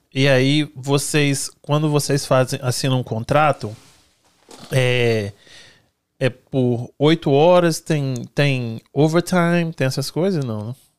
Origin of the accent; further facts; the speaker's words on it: Brazil; now in United States; eu sou brasileira